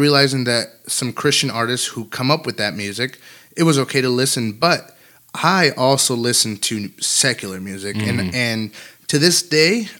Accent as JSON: {"language": "English", "region": "California", "country": "United States", "tie": "born or raised there", "said": "where I was growing up in California"}